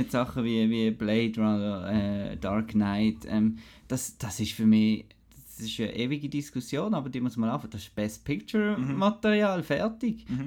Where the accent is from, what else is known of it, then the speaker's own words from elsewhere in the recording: Switzerland; wir als Schweizer